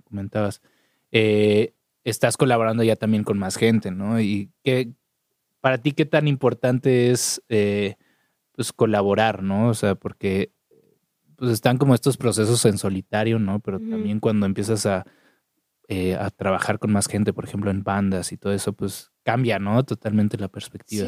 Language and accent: Spanish; Mexico City, Mexico; soy chilango.